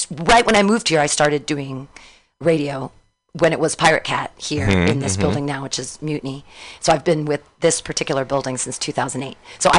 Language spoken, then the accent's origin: English; Danville, California, United States; also born or lived in Livermore / San Diego / Davis / Pleasanton; I grew up in Danville.